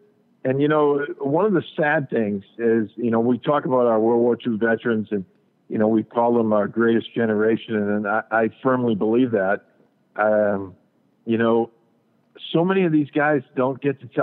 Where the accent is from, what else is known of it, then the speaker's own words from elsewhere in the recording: New England, United States; we have a local cable television station here in my hometown